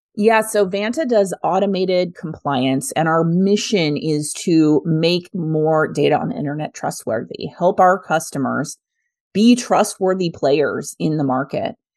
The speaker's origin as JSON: {"language": "English", "region": "Kansas", "country": "United States", "tie": "born or raised there", "said": "I'm a kid from Kansas"}